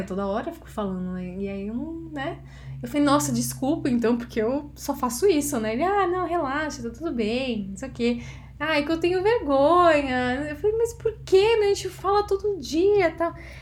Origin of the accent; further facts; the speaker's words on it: Brazil; como uma boa brasileira